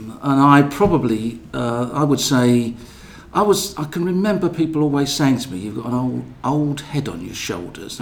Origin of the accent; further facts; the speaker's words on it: London, United Kingdom; also born or lived in Tower Hamlets, East London; I went to school in East London, but lived in Bermondsey in South London